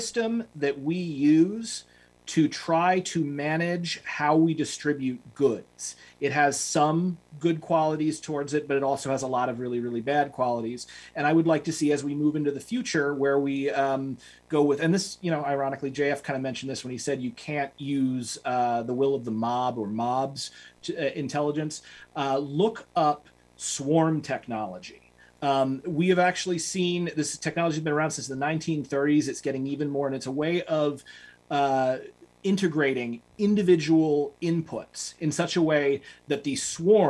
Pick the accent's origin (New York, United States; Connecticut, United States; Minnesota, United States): New York, United States; New York City; I'm from Manhattan